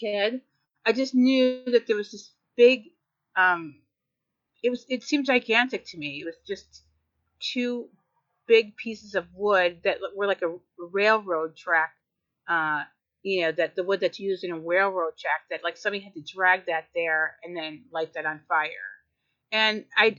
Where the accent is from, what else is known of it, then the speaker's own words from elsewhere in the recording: Madison, Wisconsin, United States; I was born in Madison, Wisconsin, and I am the youngest of five. And we grew up on the west side of Madison, Hillcrest Drive